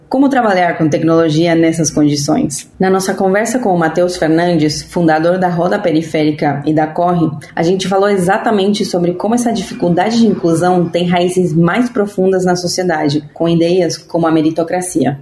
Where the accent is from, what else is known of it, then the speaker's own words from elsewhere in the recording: Argentina; eu sou argentina